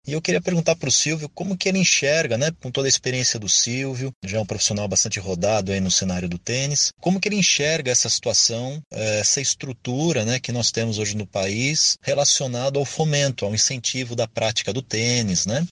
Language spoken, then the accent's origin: Portuguese; São Paulo, Brazil; now in Maceió, Brazil; sou de São Paulo, nesse momento vivendo aqui em Alagoas, é, em Maceió